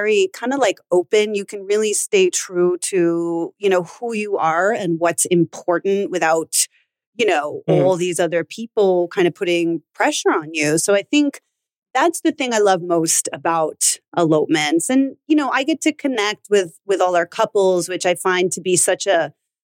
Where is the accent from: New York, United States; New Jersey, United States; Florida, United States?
New York, United States; New York City; I am a native New Yorker